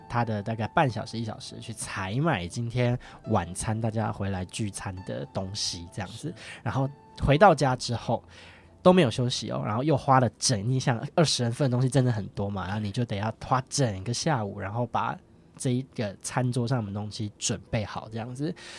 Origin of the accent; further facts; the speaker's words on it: northern Taiwan, Taiwan; 我是北部人这样子